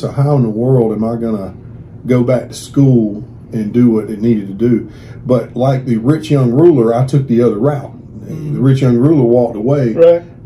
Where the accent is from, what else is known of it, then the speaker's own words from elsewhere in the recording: Carrollton, Georgia, United States; I grew up in Carrollton, Georgia, out in the country